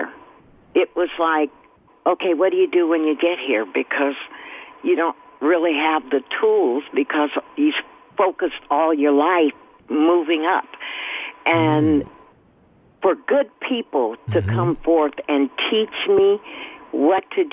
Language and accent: English; Oakland, California, United States; I grew up, born and raised in Oakland, and grew up in church.